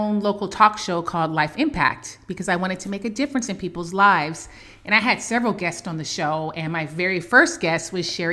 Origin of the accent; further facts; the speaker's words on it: Oakland, California, United States; since I was a little girl growing up in Oakland, California